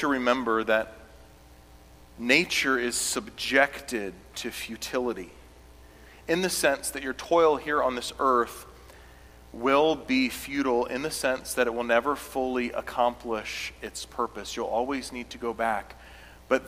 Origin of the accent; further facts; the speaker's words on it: South Carolina, United States; I grew up in South Carolina